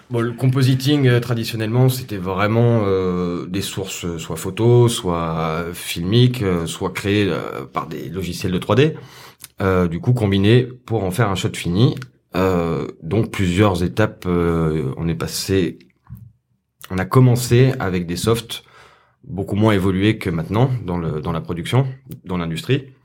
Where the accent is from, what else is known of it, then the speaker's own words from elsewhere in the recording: Saint-Étienne, Auvergne-Rhône-Alpes, France; moved away as an adult; also born or lived in South of France; je viens de Saint-Etienne.